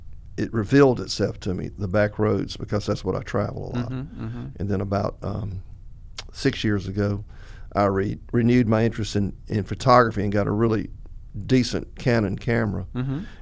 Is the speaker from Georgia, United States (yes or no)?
yes; Georgia, United States; I grew up on the Georgia border over there.